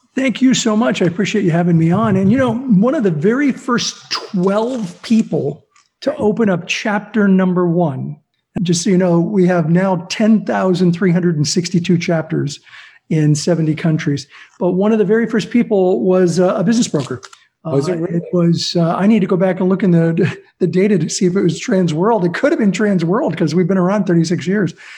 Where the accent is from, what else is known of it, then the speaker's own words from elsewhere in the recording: Azusa, California, United States; also born or lived in Pittsburgh / South Central LA; we moved to Azusa, where I grew up, and I went to Azusa Unified School District